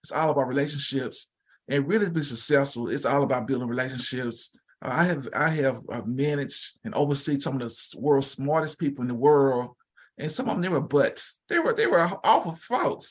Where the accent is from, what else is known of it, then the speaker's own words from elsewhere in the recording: Shreveport, Louisiana, United States; moved away as an adult; also born or lived in Eastern Washington / Baton Rouge, Louisiana; now in Oklahoma City, United States; I'm originally from Shreveport, Louisiana. Was raised by two Christian individuals